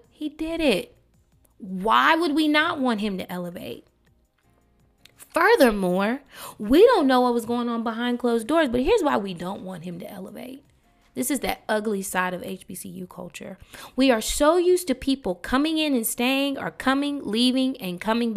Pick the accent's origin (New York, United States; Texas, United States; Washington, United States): Texas, United States; Dallas; I'm from Dallas, Texas, Oak Cliff to be exact, Westmoreland, G Lane. I grew up in the Park Village Apartments